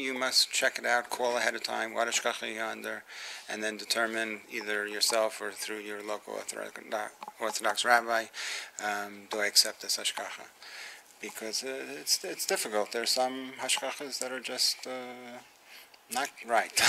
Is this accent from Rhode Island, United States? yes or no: no; New York City, New York, United States; I was born in the Bronx